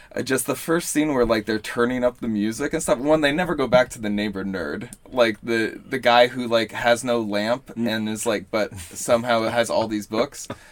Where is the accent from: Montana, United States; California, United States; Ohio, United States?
Ohio, United States; Columbus; moved away as an adult; also born or lived in Astoria, New York; now in New York, United States; I'm originally from Columbus, but uh, yeah, I, I moved out here about like six years ago